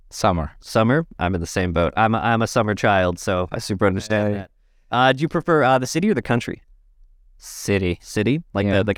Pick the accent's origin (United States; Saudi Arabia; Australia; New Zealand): Saudi Arabia; now in London, Canada; I grew up in Saudi Arabia, so I've been eating it my whole life.